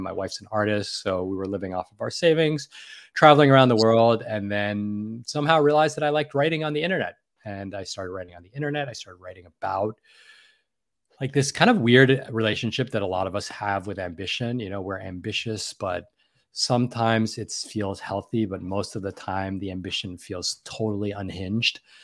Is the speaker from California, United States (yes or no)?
no; New York City, New York, United States; I grew up in, born and raised in New York City